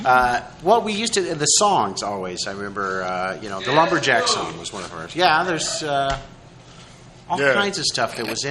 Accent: Des Moines, Iowa, United States; growing up in Des Moines, Iowa, they weren't coming out to promote a lot of stuff.

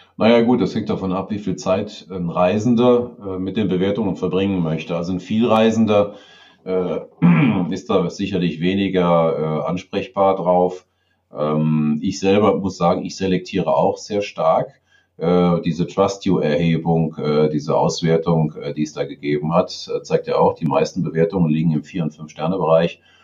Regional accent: Garmisch-Partenkirchen, Bavaria, Germany; hier bei uns in Garmisch

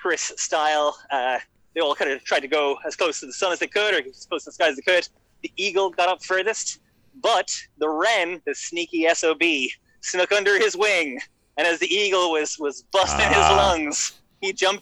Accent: Kerry, Munster, Ireland; I'm from Kerry, southwest of Ireland

